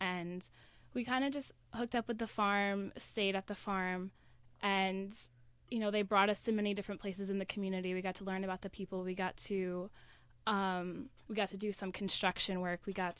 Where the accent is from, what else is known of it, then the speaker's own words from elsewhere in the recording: Albany, New York, United States; I'm from Albany, New York.